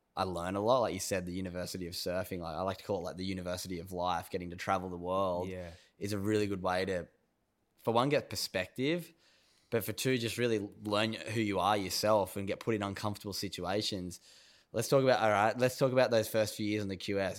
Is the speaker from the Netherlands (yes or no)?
no; North Narrabeen, New South Wales, Australia; I grew up in North Narrabeen